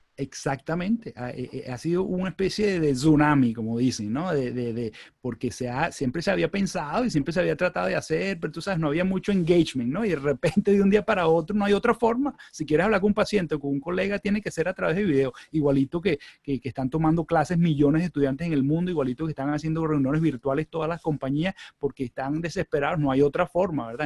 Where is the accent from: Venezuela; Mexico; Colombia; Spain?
Venezuela; moved away as an adult; also born or lived in Chicago / Michigan; now in United States; yo soy venezolano, yo, yo nací, me crié en Venezuela